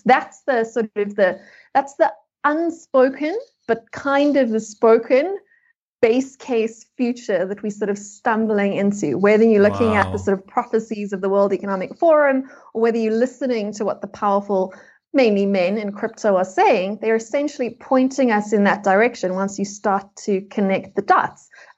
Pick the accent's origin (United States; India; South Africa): South Africa; which as a South African, I know very well.